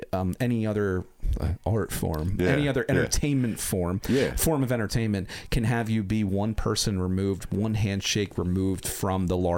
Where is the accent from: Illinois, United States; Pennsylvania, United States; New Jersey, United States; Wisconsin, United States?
New Jersey, United States; Edgewater Park; So I grew up in Edgewater Park. It's in Burlington County. It's right across the river.